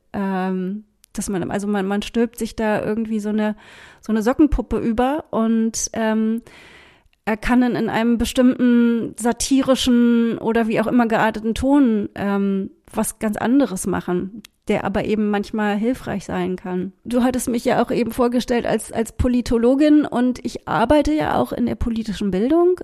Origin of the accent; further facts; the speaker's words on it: Berlin, Germany; Ich bin ja in West-Berlin aufgewachsen